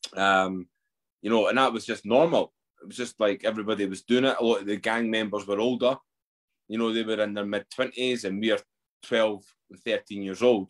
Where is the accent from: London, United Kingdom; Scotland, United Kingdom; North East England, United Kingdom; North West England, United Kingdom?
Scotland, United Kingdom; Edinburgh; I grew up in Edinburgh.